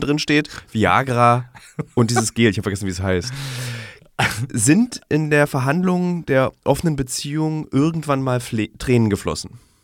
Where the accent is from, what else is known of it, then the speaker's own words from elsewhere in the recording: Berlin, Germany; in Berlin als Berliner